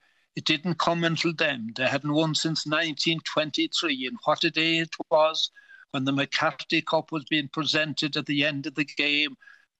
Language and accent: English; Kerry, Munster, Ireland; I come from Kerry